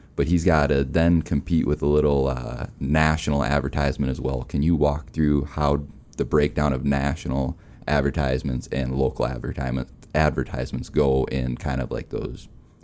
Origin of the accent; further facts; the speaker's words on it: Minnesota, United States; So I'm from Minnesota originally. I don't have the accent, at least I try not to.